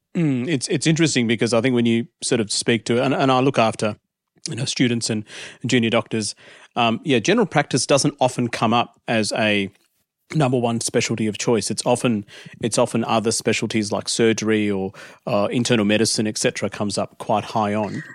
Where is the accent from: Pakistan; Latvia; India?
India; now in Australia; back in my home country, I was actually born in India